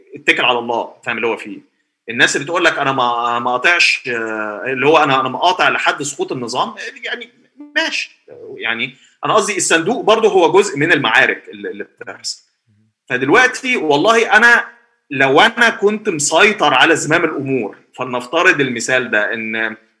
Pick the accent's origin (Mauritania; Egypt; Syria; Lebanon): Egypt; عندنا في مصر